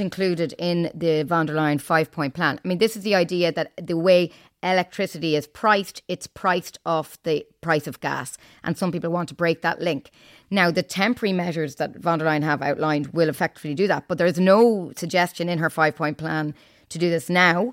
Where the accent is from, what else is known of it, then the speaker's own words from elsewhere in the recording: Ireland; moved away as an adult; now in Brussels, Belgium; I'm from Ireland, as you may have guessed from my accent